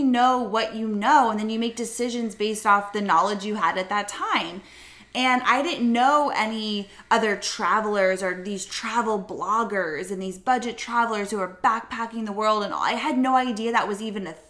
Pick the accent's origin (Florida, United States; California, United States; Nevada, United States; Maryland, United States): Florida, United States; we're from Florida